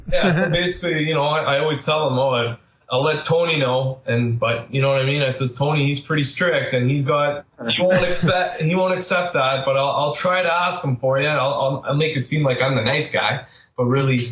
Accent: Sudbury, Ontario, Canada; moved away as an adult; also born or lived in Pickering; I am from Sudbury and I got a great job offer right out of college. So I moved to Pickering

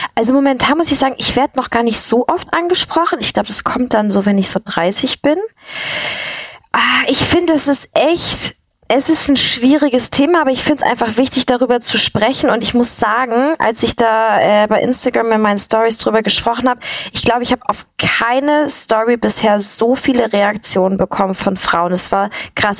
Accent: a village near Kiel, Schleswig-Holstein, Germany; ich bin auf dem Dorf aufgewachsen

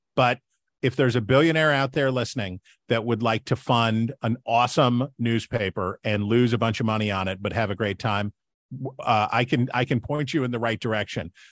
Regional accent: West Virginia, United States; I'm from West Virginia

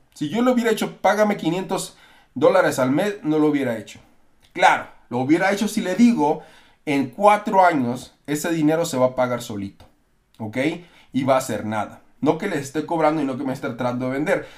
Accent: Mexico; now in United States; yo soy mexicano también

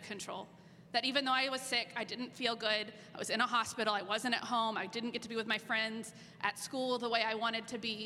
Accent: Norman, Oklahoma, United States; I grew up in Norman

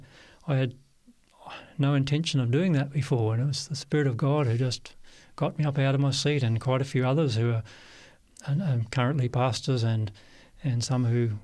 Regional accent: Perth, Western Australia, Australia; moved away as an adult; I was born, Barry, in Perth, Western Australia, and grew up there all my life until after high school

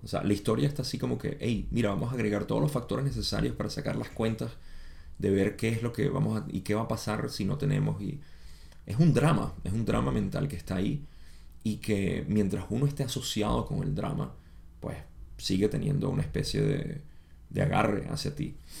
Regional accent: Venezuela; moved away as an adult; now in United States; yo, aunque nací en los Estados Unidos, me crié en Venezuela desde los 5 años hasta los 23 que me vine de nuevo

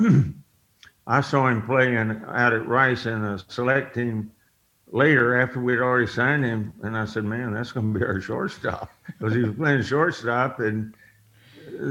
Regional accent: Houston, Texas, United States; I was from Houston

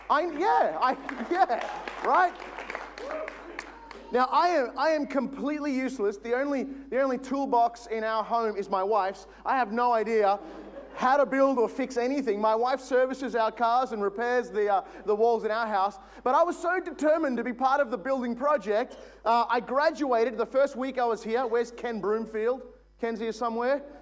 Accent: Logan, Queensland, Australia; I am a housing commission single parent home Logan kid all my life.

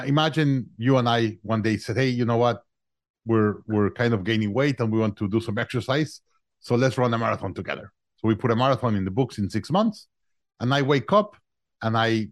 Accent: Mexico City, Mexico; moved away as an adult; also born or lived in Monterrey, Mexico; now in Austin, United States; I'm originally from Mexico. I was born in Mexico, in Monterrey, Mexico. I grew up in Mexico City.

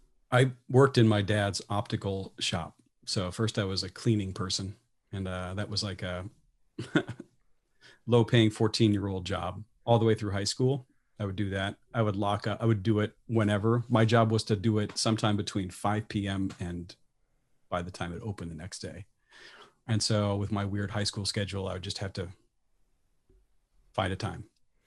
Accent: Midwest, United States; as a Midwesterner born into a military family

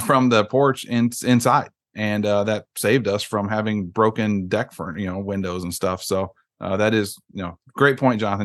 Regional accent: Iowa, United States; moved away; I'm from Iowa originally

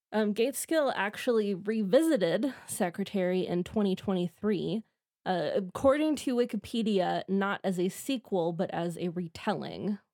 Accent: Midwest, United States; as am

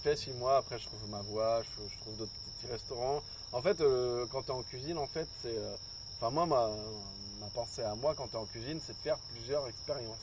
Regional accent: Angoulême, Nouvelle-Aquitaine, France; moved away as an adult; now in Japan; je suis d'Angoulême à la base

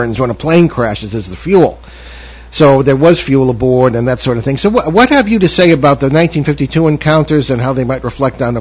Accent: East Hartford, Connecticut, United States; I remember as a young wee lad in central Connecticut, I grew up in East Hartford

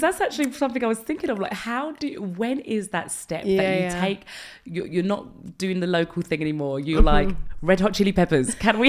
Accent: London, United Kingdom; Like I remember, I'm from London. Yeah. I know … from the garage days.

